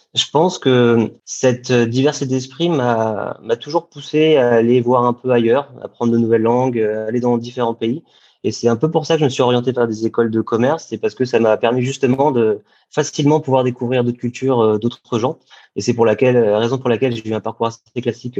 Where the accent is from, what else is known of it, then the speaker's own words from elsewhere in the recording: Paris, Île-de-France, France; J'ai grandi à Paris, en région parisienne